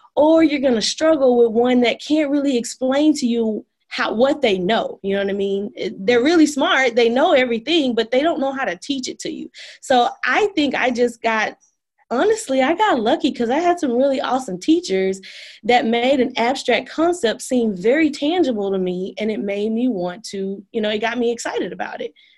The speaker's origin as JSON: {"language": "English", "town": "Dallas", "region": "Texas", "country": "United States", "tie": "born or raised there", "said": "I was born in Dallas at Parkland, like many of my other Dallas friends, oh. and I grew up in Highland Hills, which is a a little a, like a eastern part of Oak Cliff"}